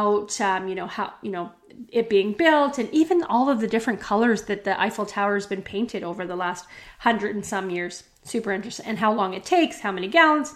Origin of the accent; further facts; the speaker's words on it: Western Canada, Canada; growing up in Canada, in Western Canada, we don't speak as much French.